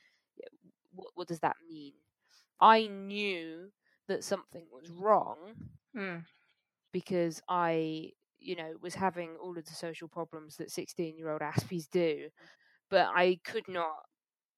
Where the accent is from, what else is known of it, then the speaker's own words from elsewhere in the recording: London, United Kingdom; also born or lived in Manchester; I am from the UK. I was born in London.